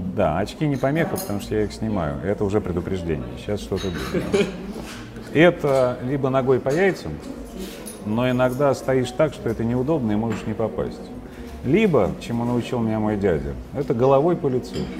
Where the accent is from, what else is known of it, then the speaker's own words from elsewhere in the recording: Moscow, Russia; Я вырос в Чертанове